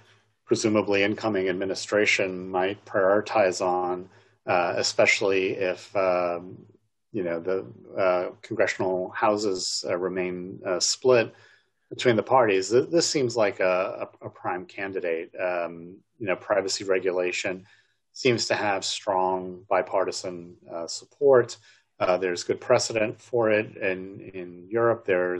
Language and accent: English; New York, United States; born or raised there